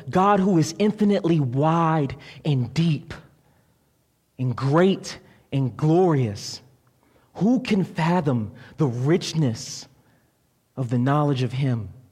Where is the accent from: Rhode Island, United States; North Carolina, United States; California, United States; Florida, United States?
Florida, United States; moved away; I'm from Florida, and in Florida we have this place called Publix.